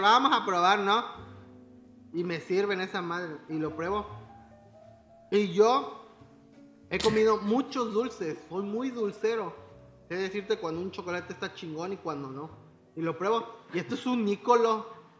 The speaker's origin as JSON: {"language": "Spanish", "region": "Veracruz", "country": "Mexico", "said": "soy de Veracruz."}